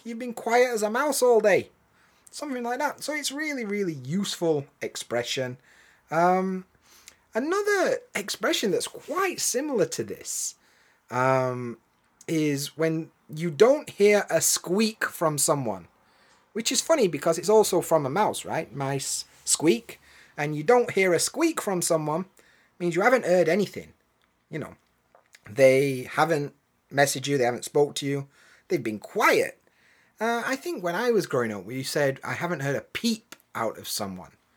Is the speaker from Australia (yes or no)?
no; England, United Kingdom; now in Japan; as an English bloke